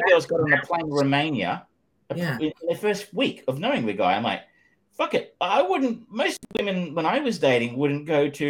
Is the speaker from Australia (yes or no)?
yes; Australia; I am Australian